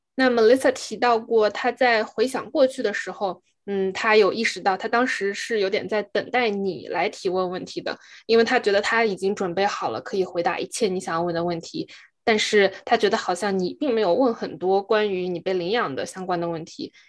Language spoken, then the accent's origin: Chinese; China; moved away as an adult; now in United States; 作为一个中国人